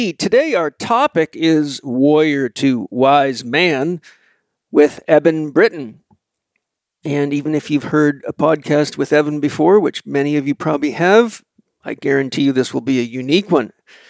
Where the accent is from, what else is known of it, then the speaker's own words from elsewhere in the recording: Vancouver Island, British Columbia, Canada; a crazy guy from a farm on Vancouver Island.